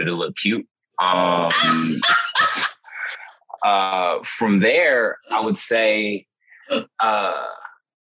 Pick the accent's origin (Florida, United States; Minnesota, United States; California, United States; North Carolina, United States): California, United States; Stockton; I am from Stockton, California